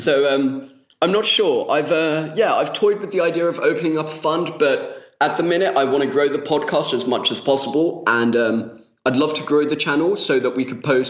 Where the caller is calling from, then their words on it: Spain; I'm half Spanish and I'm calling from Spain